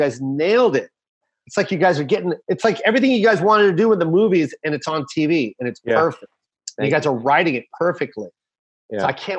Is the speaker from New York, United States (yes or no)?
no; Tacoma, Washington, United States; I'm from Tacoma. I grew up in Tacoma.